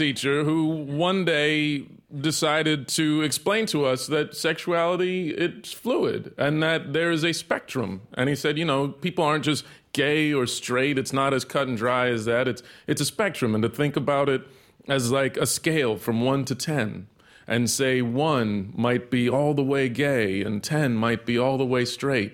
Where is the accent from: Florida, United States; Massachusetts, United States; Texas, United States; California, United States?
Texas, United States; I grew up in Texas